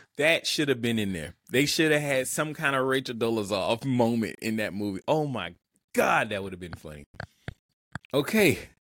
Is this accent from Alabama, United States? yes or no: yes; Montgomery, Alabama, United States; my hometown, Montgomery, Alabama